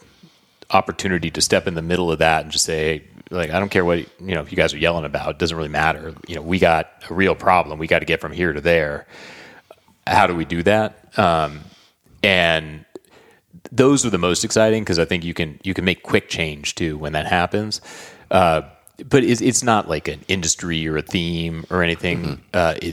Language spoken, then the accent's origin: English; Southern California, United States; I grew up in Southern California